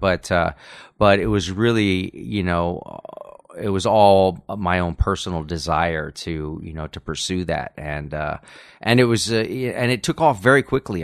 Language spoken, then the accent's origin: English; Los Angeles, California, United States; moved away as an adult; now in Texas, United States; people that I, I grew up with here in Los Angeles from many years back